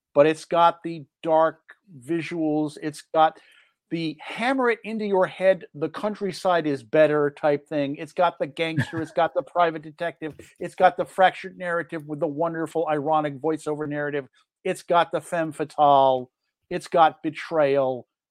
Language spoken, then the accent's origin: English; Los Angeles, California, United States; as a native Angelino, I'm a sucker for anything that has to do with the history of my hometown